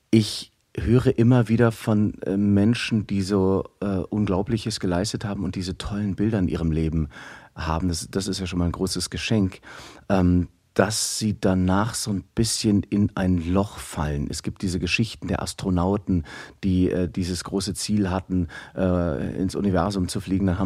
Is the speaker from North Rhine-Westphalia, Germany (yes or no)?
yes; Aachen, North Rhine-Westphalia, Germany; born there; Ich bin hier in Aachen geboren